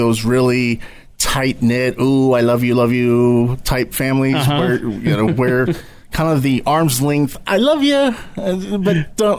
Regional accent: Grapevine, Texas, United States; also born or lived in Euless, Texas / Hurst, Texas / Arlington, Texas / Fort Worth, Texas; I was born right in the middle, did most of my growing up in Grapevine, mm-hmm. moved to Arlington and Fort Worth right out of high school and in college. Then as I got older, I have progressed back east

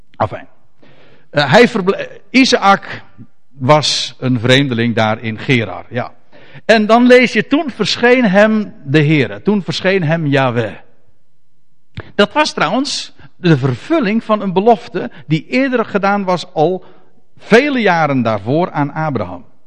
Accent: Netherlands; ons als Nederlanders

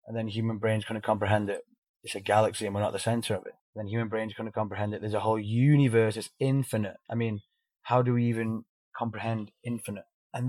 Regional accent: United Kingdom; This is how we are. We're British. We eat beige food.

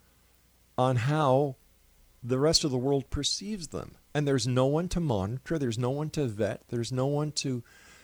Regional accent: Canada; I'm a Canadian.

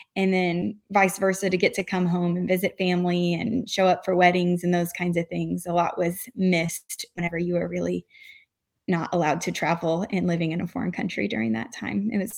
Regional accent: Illinois, United States; And so I'm from Southern Illinois, and my parents put me on the youth group bus when I was 14.

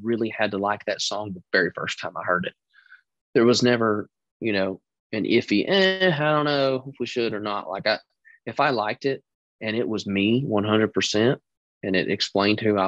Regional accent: Texas, United States; moved away; I'm this kid from Texas who's trying to be a star

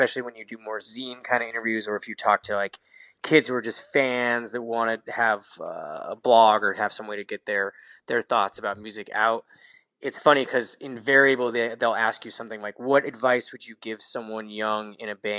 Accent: Seattle, Washington, United States; moved away as an adult; also born or lived in Southern California; I grew up in Seattle, Washington

